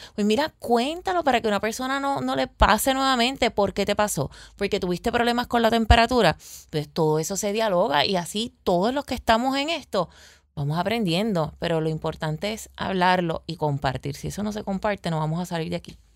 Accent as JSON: {"language": "Spanish", "town": "Peñuelas", "country": "Puerto Rico", "tie": "born or raised there", "also_born_or_lived": "Arecibo", "moved": "as an adult", "said": "mi pueblito amado, que es el pueblito de Peñuelas, eh, em, me mudo a Arecibo"}